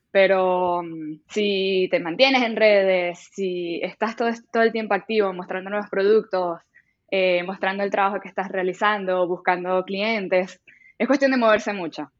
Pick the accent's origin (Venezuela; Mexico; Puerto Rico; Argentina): Venezuela; Maracaibo, Zulia; moved away as an adult; also born or lived in Colombia / Spain; now in Canada; yo vengo de Maracaibo, que es, digamos, una ciudad relativamente pequeña